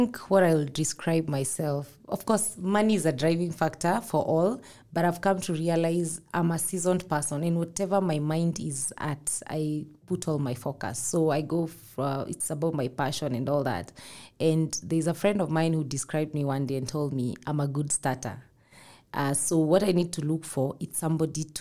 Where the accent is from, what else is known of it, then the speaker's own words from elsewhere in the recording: Limuru, Kiambu County, Kenya; I come from Limuru where we have a lot of plums, especially during, you know, December.